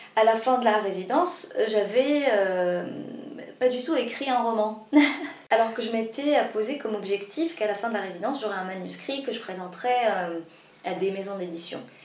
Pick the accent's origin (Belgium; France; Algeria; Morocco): Morocco; moi je suis marocaine